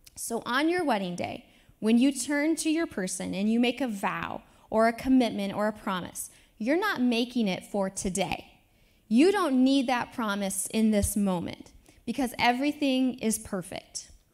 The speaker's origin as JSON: {"language": "English", "town": "Independence", "region": "Iowa", "country": "United States", "tie": "born or raised there", "moved": "yes", "lives_now": "Lawrence, United States", "said": "my hometown, Independence, Iowa"}